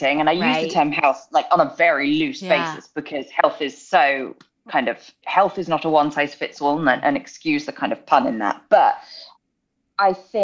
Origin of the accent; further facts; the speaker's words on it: United Kingdom; moved away as an adult; now in Los Angeles, United States; I'm from the UK, born and raised. We moved out to LA 2018.